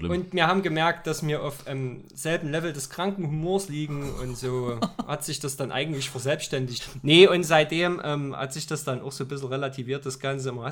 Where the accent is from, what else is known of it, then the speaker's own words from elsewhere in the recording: Freiberg, Saxony, Germany; also born or lived in Jena; Ich bin eigentlich in Jena geboren, aber das muss ja nicht jeder wissen. Jetzt weiß es jeder. äh, wohne aber eigentlich schon immer in Freiberg